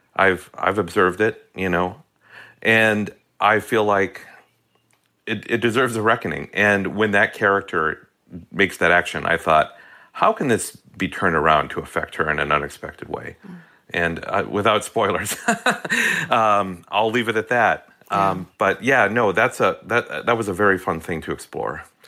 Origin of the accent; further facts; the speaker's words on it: Hastings, Minnesota, United States; as a kid growing up in Minnesota